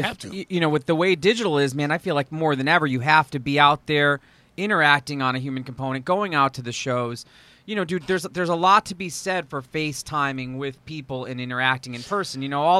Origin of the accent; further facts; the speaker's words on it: Orange, Connecticut, United States; I'm like just outside New Haven, Orange, Connecticut. Small.